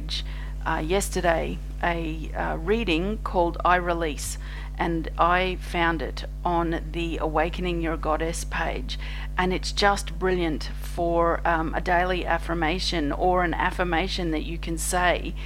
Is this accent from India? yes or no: no; Australia; I'm an Australian energy healer